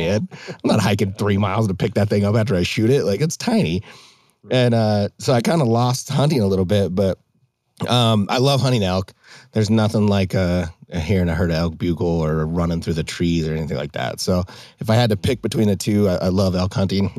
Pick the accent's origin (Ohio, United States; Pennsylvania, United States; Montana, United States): Montana, United States; Hamilton; moved away as an adult; now in Arizona, United States; growing up in Montana, I grew up in the Bitterroot in the Darby, Hamilton area.